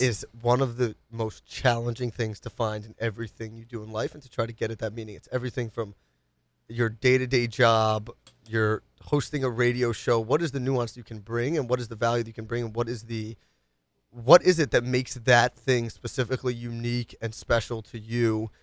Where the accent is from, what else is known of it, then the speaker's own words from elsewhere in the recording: New York City, New York, United States; Grew up rough in the streets of the Upper East Side